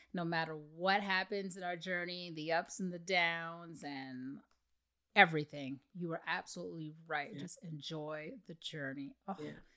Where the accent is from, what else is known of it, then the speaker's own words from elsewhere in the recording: Canada; I'm Canadian